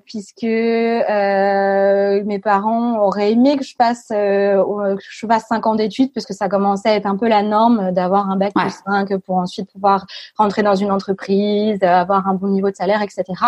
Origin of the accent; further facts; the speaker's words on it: a small village near Reims, Grand Est, France; moved away as an adult; now in Lille, France; Je suis née à Reims. j'ai grandi dans un petit village à côté de 550 âmes.